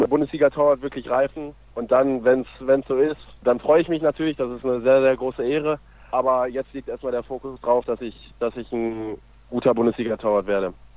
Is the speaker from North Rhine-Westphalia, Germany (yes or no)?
yes; North Rhine-Westphalia, Germany; also born or lived in Minden; now in Lübbecke, Germany; Ich komme aus Watzlawitzumfeln. Das ist ja auch in Ostwestfalen bei, bei Lemgo und Herford in der Nähe